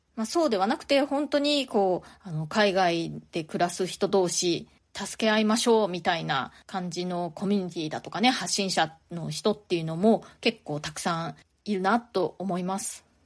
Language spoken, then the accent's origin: Japanese; Japan; moved away as an adult; now in New York, United States; ずっと日本で生まれ育って大人になるまで